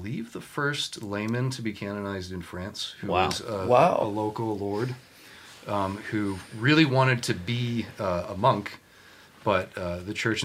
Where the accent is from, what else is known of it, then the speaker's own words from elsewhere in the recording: United States; as an American